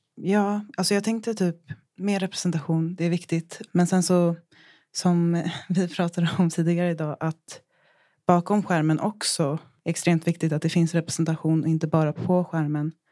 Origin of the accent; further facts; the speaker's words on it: Japan; moved away; Just då så var jag i Japan, det är där jag är ifrån